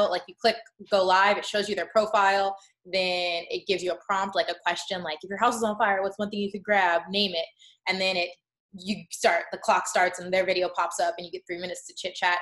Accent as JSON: {"language": "English", "town": "Chicago", "region": "Illinois", "country": "United States", "tie": "born or raised there", "moved": "as an adult", "lives_now": "Los Angeles, United States", "said": "my hometown of Chicago"}